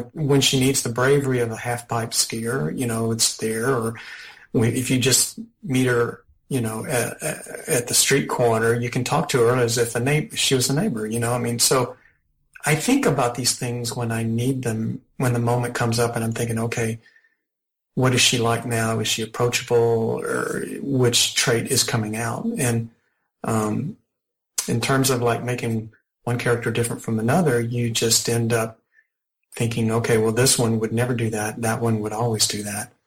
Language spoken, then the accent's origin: English; the South, United States; I grew up in the South, and my parents came from small towns